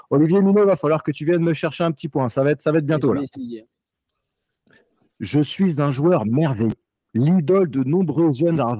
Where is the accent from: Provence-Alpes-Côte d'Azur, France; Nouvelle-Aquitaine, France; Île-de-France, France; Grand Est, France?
Provence-Alpes-Côte d'Azur, France; Fréjus; born there; Mais je suis un vrai, je suis un vrai sudiste, moi. Je suis né à Fréjus.